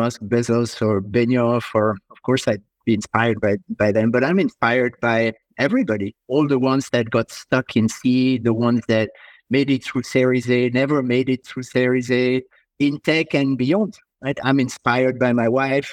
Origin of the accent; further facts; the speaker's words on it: France; moved away as an adult; also born or lived in Prague / London; I was born and raised in France